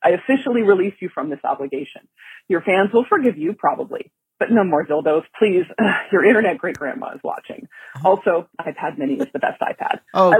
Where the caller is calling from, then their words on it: Portland, Oregon, United States; Hey, Sam and John. … from Portland, Oregon.